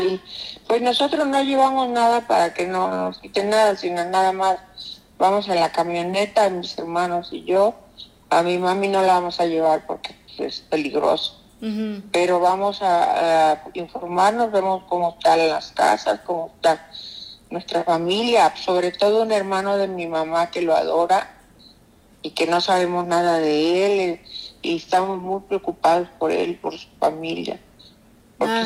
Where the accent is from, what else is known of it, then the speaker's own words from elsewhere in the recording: Acapulco, Guerrero, Mexico; moved away; ahí nacimos, ahí nació mi mamá, ahí nacieron mis hermanos, nací yo en Guerrero